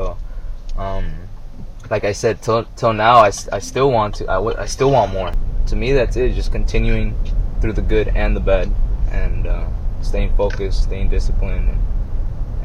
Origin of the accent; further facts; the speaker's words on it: Costa Mesa, California, United States; moved away as an adult; also born or lived in Fountain Valley, California / Santa Barbara, California / Fresno, California; now in Colorado, United States; I grew up in Costa Mesa, California. I was born in Fountain Valley. Grew up in Costa Mesa. Was there for pretty much most of my life